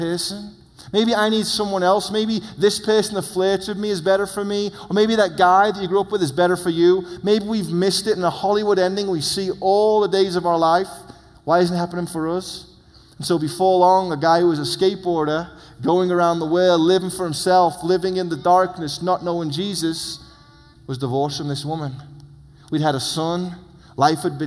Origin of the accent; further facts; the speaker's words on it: England, United Kingdom; moved away; I come from England where Charlie Darwin's on the money